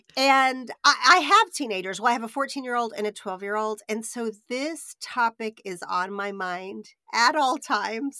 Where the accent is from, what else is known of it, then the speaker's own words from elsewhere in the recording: Oklahoma, United States; I grew up in Oklahoma, which is very Southern in culture